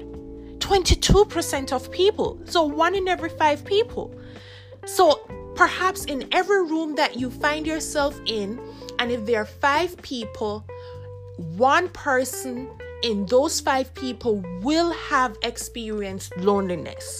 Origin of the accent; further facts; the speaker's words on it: Jamaica; I grew up in Jamaica